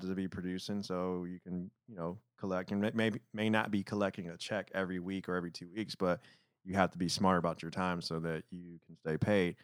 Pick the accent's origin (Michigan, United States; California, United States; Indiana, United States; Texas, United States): Michigan, United States; Detroit; moved away; growing up in Detroit